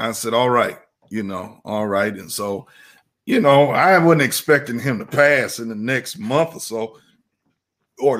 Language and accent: English; Rockford, Illinois, United States; moved away as an adult; now in Chicago, United States; I'm going to pastor in my hometown.